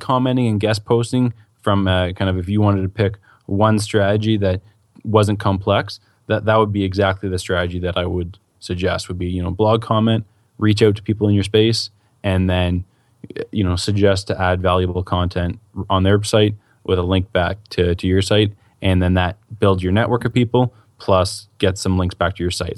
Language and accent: English; Canada; I'm Canadian